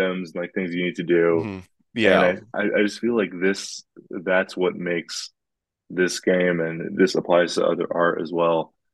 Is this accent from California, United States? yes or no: yes; California, United States; I'm from California, I like the sunny warmth